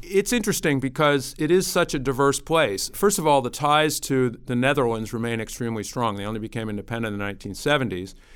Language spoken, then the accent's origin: English; Washington, District of Columbia, United States; I am one of those semi-rare creatures, a, a native born Washingtonian. I was born in Washington, D C at George Washington University Hospital in Foggy Bottom